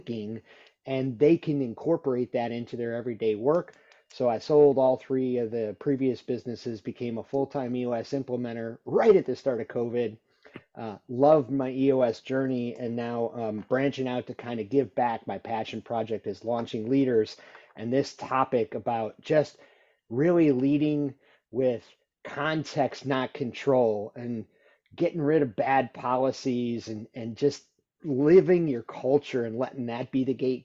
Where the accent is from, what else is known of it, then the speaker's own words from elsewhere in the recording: Illinois, United States; moved away; I grew up in Illinois.